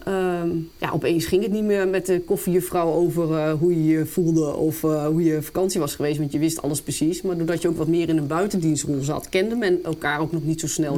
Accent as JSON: {"language": "Dutch", "town": "Apeldoorn", "region": "Gelderland", "country": "Netherlands", "tie": "born or raised there", "said": "ben geboren en getogen in Apeldoorn"}